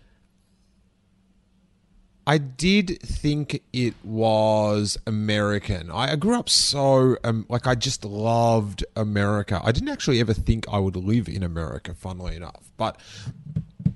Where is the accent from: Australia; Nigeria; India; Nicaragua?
Australia; moved away as an adult; now in United States; when I was little, because I was in Australia